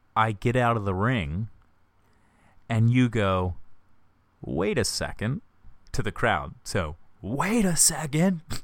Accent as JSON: {"language": "English", "town": "Ocean City", "country": "United States", "tie": "born or raised there", "said": "my hometown of Ocean City"}